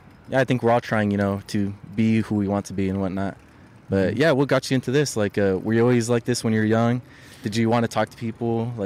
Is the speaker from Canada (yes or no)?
no; Long Beach, California, United States; I'm actually not from here. I'm from Long Beach. It's like 30 minutes away from here.